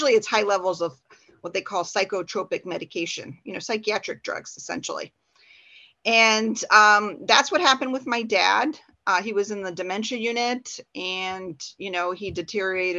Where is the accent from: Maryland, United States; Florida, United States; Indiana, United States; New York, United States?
Indiana, United States; Porter County; I'm from Porter County